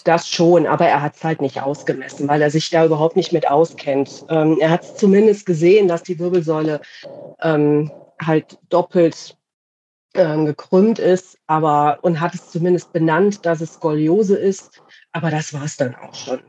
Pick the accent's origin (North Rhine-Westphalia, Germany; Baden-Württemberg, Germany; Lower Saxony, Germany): North Rhine-Westphalia, Germany; Radevormwald; aus Rade vom Wald äh, in Deutschland, in NRW.